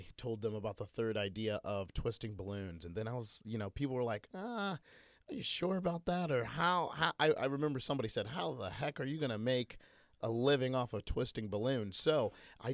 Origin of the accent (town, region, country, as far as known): Muncie, Indiana, United States; born or raised there